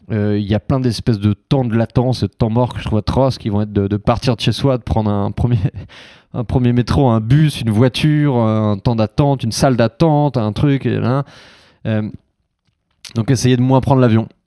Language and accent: French; Biganos, Nouvelle-Aquitaine, France; Je viens de Facture Biganos